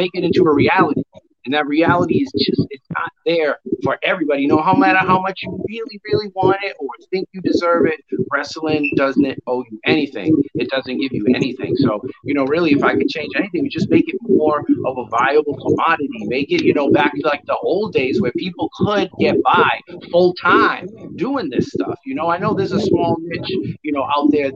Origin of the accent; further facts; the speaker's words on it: Brockton, Massachusetts, United States; I grew up in Brockton, Massachusetts